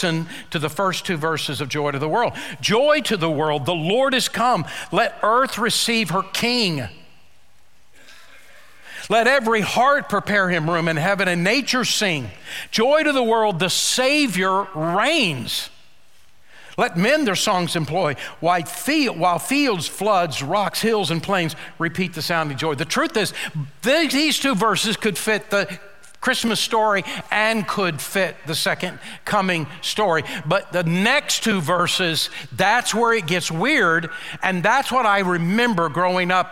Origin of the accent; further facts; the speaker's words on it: United States; I've been born and raised in Oklahoma, Texas.